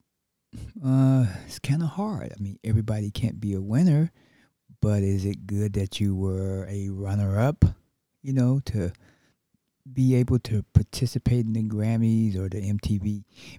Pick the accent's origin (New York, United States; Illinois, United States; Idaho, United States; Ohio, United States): Illinois, United States; Chicago; my hometown, my birth town, Chicago, Illinois